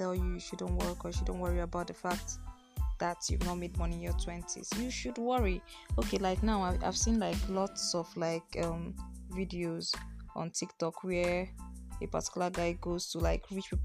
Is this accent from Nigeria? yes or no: yes; Nigeria; I'm from Nigeria